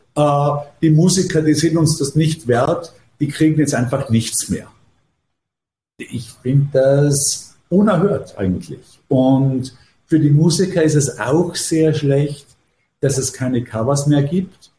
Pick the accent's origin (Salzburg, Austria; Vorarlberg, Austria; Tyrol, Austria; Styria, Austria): Vorarlberg, Austria; moved away as an adult; now in New York, United States; ich habe ja meine formativen Jahre wirklich in Österreich verbracht